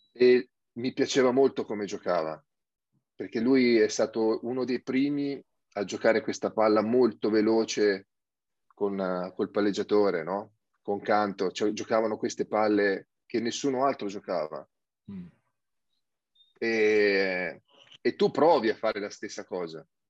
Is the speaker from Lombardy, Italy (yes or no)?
no; Sabaudia, Lazio, Italy